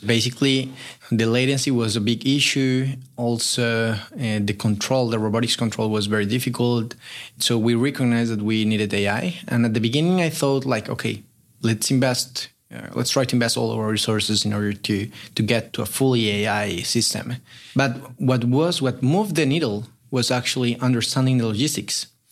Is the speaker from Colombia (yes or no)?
yes; Colombia; moved away as an adult; also born or lived in Chile; now in Berkeley, United States; I'm originally from Colombia